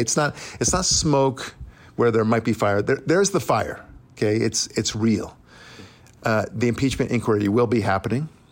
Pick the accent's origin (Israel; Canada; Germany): Israel; also born or lived in United States; as an Israeli, but also as an American